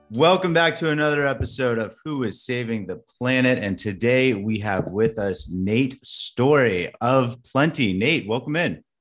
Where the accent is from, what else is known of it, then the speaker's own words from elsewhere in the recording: California, United States; I grew up in California